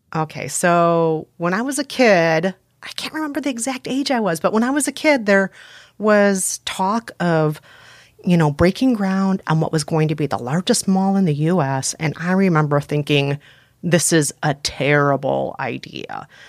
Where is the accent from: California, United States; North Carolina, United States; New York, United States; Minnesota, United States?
Minnesota, United States; Bloomington; I grew up primarily in Bloomington, Minnesota